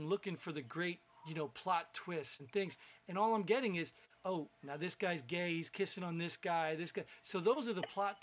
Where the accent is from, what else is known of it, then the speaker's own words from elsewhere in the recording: New Jersey, United States; growing up in New Jersey